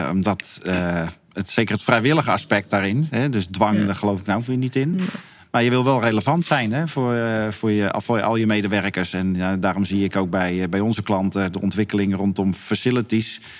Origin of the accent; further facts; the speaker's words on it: Netherlands; in eh, Luxemburg moest dan even, ga ik toch even tanken als Nederlander natuurlijk.